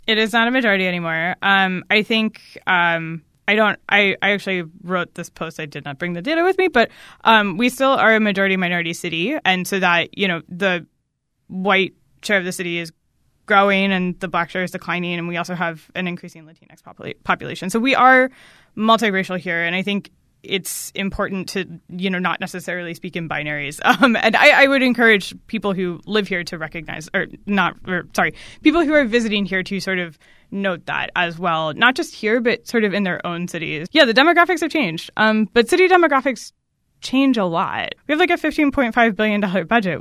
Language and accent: English; Maryland, United States; I grew up in Maryland, um, but not in, like, the D C region part of Maryland. Um, I'm from, like, the very middle of the state